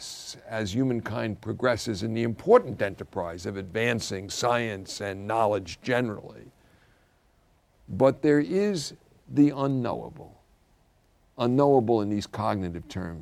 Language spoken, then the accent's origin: English; New York City, New York, United States; I grew up in the Irish Catholic Brooklyn Church